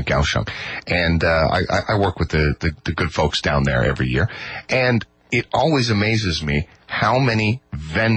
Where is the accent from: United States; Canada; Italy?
Canada; now in Taiwan; I grew up in Canada, where you eat at home every day.